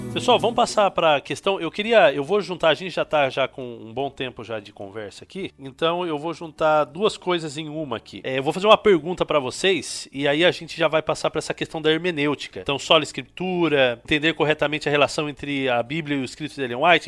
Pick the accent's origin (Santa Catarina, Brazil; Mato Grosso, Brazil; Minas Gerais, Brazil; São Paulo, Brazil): São Paulo, Brazil; interior of; eu sou um adventista tradicional, criado no interior de São Paulo